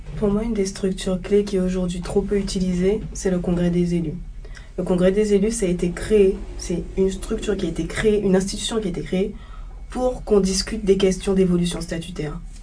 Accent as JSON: {"language": "French", "town": "Le Gosier", "country": "Guadeloupe", "said": "je suis guadeloupéenne, je viens du Gosier"}